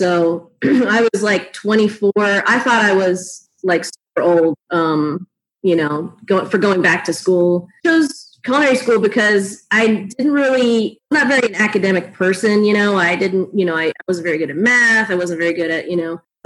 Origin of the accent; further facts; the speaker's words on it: South Florida, United States; I am from South Florida